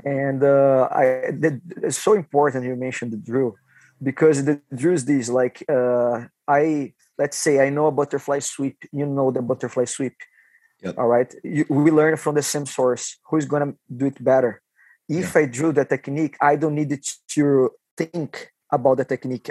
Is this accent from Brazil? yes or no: yes; Taubaté, São Paulo, Brazil; English is a second language; moved away as an adult; now in Vancouver, Canada; got lucky to start on alliance gym you know in my hometown